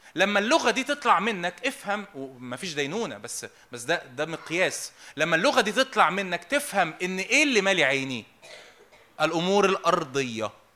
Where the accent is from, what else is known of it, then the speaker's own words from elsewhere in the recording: Egypt; انا مصري وابويا مصري